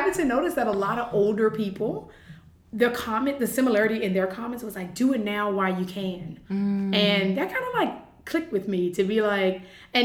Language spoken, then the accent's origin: English; Virginia, United States; moved away as an adult; now in United Arab Emirates; I am originally from Virginia in the United States. And I moved out here in August of 2017, so this is my third year, just completed my third year here in the UAE